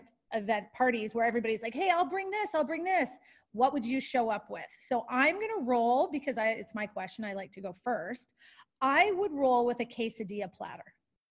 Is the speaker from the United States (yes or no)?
no; Canada; I'm Canadian